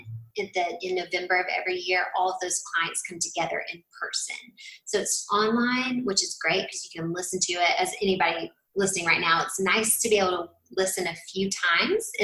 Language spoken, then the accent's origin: English; Tennessee, United States; I'm from Tennessee